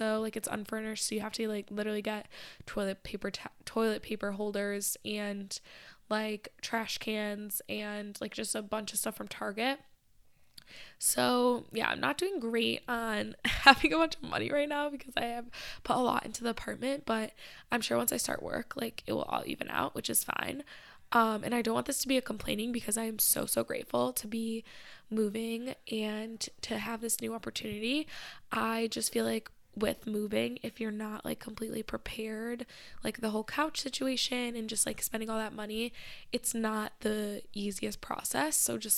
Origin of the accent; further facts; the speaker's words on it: Michigan, United States; now in Boston, United States; because obviously I grew up like outside of Detroit, but I wasn't in the center city for most of my childhood